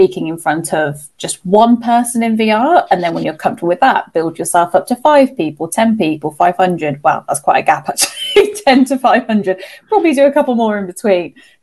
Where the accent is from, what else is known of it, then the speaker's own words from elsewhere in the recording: Birmingham, West Midlands, United Kingdom; So as people can hear from my accent, I'm from the UK. So I'm from a place called Birmingham, which is the second biggest city in England. And growing up, I was quite what I thought was a shy child.